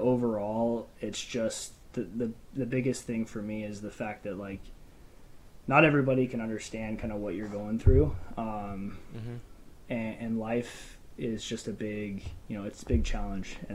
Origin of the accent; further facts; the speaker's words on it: Phoenix, Arizona, United States; I'm from Phoenix, Arizona, born and raised.